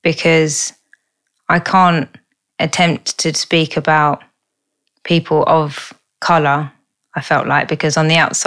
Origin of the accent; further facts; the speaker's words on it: Beckenham, London, United Kingdom; from where I grew up. Which is Beckenham